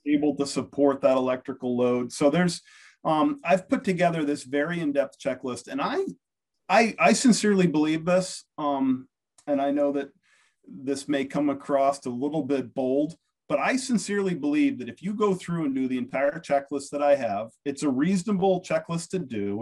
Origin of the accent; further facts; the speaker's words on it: United States; I'm American